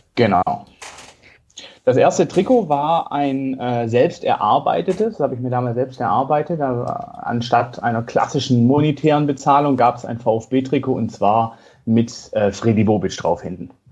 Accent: Stuttgart, Baden-Württemberg, Germany; Ich bin in Bad Cannstatt okay. geboren und ich bin im Vorort von Stadt aufgewachsen

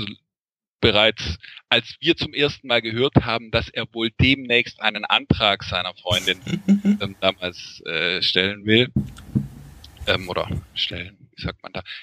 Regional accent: Lake Constance, Germany; Ähm, also ich komme ursprünglich vom Bodensee ähm

